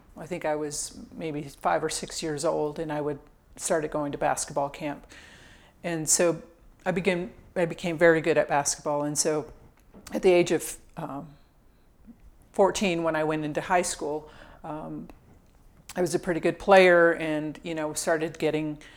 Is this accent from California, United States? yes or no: yes; Indio, California, United States; originally, I'm from Southern California. I grew up um, in this little town called Indio, California, kind of in the Palm Springs area